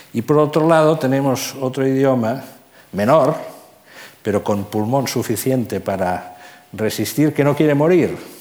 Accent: Catalonia, Spain; accent: Catalan; first language Catalan; Spanish is a second language; por mi acento, ¿no? yo soy catalán, hijo de familia catalana

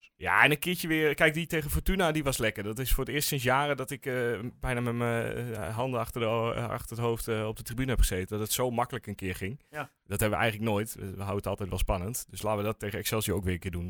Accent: Netherlands; we als Nederlanders

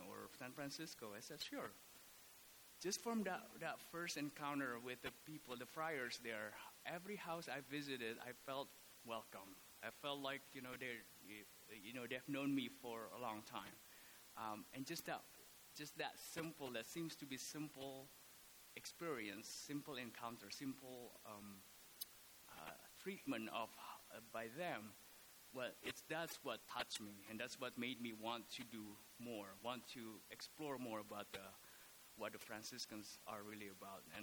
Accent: Indonesia; moved away as an adult; also born or lived in Oklahoma / Atlanta / Los Angeles; now in Scottsdale, United States; I was born and raised in Indonesia. I came here for college.

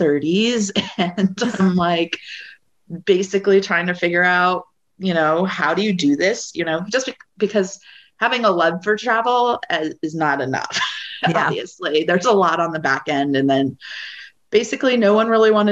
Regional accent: Colorado, United States; moved away as an adult; now in Washington, DC, United States; I'm originally from the West. I'm from Colorado. I moved out to DC

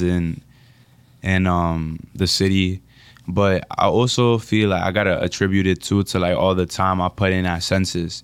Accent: United States; also born or lived in Dominican Republic; I'm from Dominican Republic and I grew up here in America just with my mom

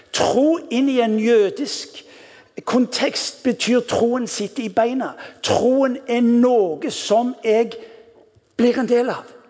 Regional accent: Western Norway, Norway; Vi er vestlending

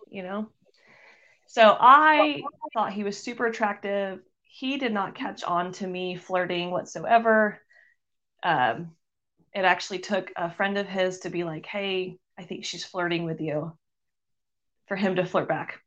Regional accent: Missouri, United States; I moved back to Missouri, which is where I'm from

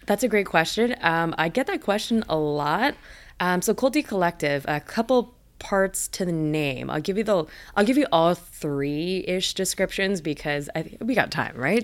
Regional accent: Richmond, British Columbia, Canada; also born or lived in Vancouver; I was actually born in Vancouver, um, for the first, like, few years of my life I lived there. I don't really remember 'cause you're a kid, right? Um, but my childhood really was in Richmond

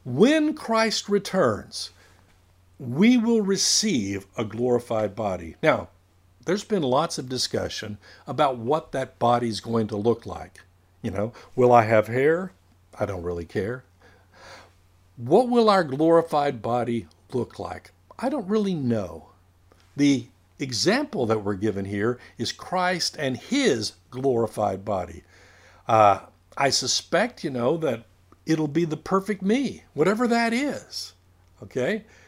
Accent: United States; I am a citizen of the United States

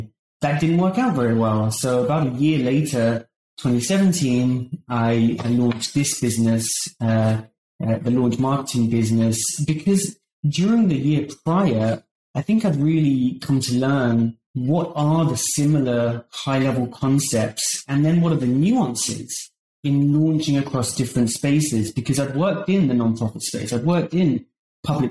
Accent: United Kingdom; moved away as an adult; now in San Francisco Bay Area, United States; as you can probably tell by my accent, I grew up in the United Kingdom and I moved to the US in 2009

